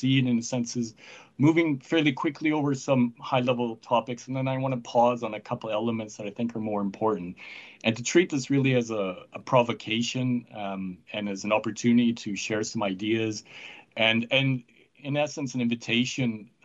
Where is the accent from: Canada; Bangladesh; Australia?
Canada; I'm from Canada